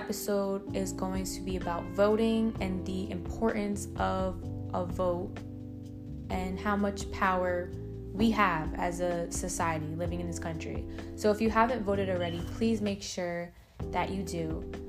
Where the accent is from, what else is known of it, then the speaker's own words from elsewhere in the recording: New York City, New York, United States; I'm from New York, I live in Brooklyn, and I'm 20 years old, and I'm also a nursing student.